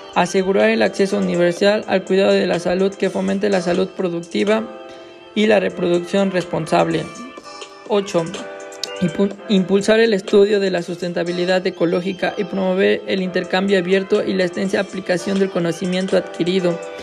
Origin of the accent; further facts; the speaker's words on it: Mexico; yo soy de México